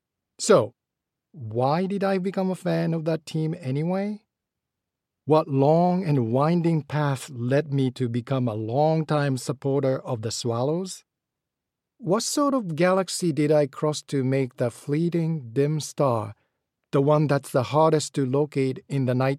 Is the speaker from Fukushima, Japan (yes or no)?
no; Ashiya, Hyogo, Japan; moved away as an adult; also born or lived in Kyoto / Shukugawa; I was born in Kyoto, but we soon moved to the Kansai Kobe area, where I lived till I was 18, first in Shukugawa and then in Ashiya.